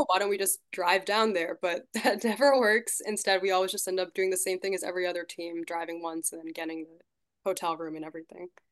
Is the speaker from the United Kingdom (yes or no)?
no; Shrewsbury, Massachusetts, United States; I'm from Shrewsbury in Massachusetts